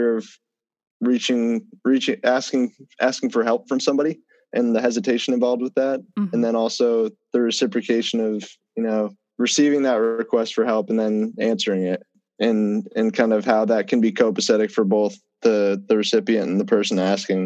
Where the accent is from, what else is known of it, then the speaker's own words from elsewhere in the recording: Bedford, Massachusetts, United States; now in New York, United States; I'm originally from Bedford, Massachusetts, suburb of Massachusetts, kind of close to Boston